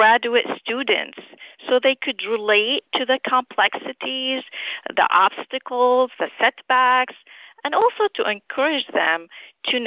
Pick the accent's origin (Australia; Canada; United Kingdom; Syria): Syria; Damascus, Damascus Governorate; moved away as an adult; also born or lived in Aleppo, Syria / St. Louis, United States / New Orleans, United States / New Jersey, United States; now in New York, United States; I grew up in Damascus, Syria, and I immigrated to the U.S. in 1990 to finish my medical training.